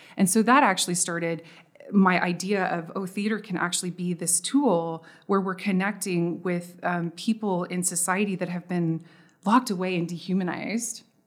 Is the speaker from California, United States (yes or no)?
no; Texas, United States; I'm from Texas.